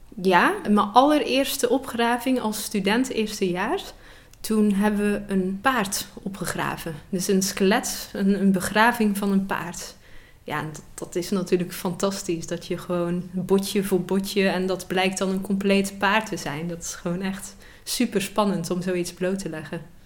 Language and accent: Dutch; Zeeland, Netherlands; ik zelf uit Zeeland kom